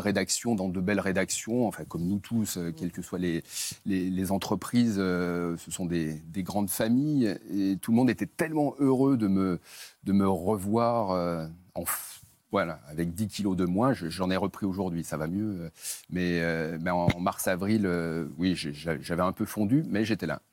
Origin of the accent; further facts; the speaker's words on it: Saint-Étienne, Auvergne-Rhône-Alpes, France; je suis né à Saint-Etienne, à quelques centaines de ah. mètres du Chaudron